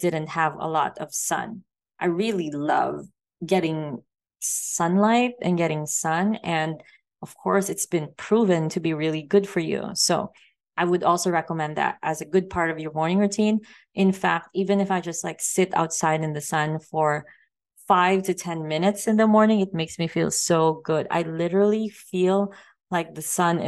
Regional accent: Philippines; also born or lived in Thailand / Vancouver Island, Canada / Las Vegas, United States; now in Mexico; I grew up in the Philippines

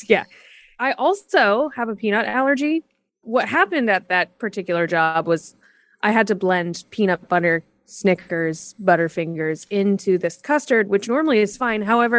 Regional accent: Fort Worth, Texas, United States; also born or lived in Kansas City, Missouri; Yes, I grew up in both Fort Worth, Texas, and a suburb of Kansas City, Missouri.

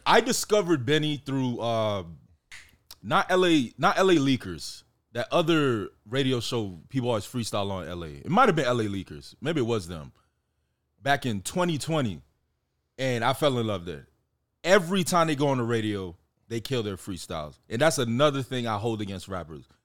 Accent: Miami, Florida, United States; I was born and raised in Miami

